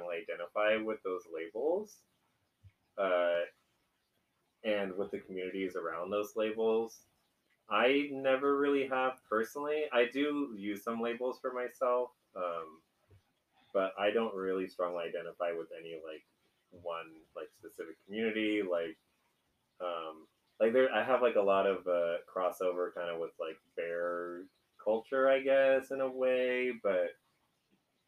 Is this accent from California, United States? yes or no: yes; East Bay, California, United States; now in San Francisco, United States; I'm from the East Bay.